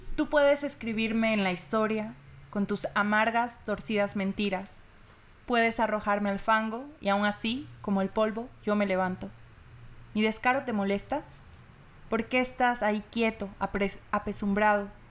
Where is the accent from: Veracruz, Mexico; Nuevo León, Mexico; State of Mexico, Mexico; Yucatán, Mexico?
Veracruz, Mexico; yo vengo de Veracruz